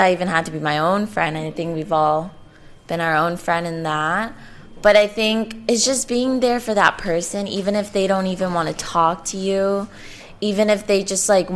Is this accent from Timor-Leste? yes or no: no; Colombia; I'm from Colombia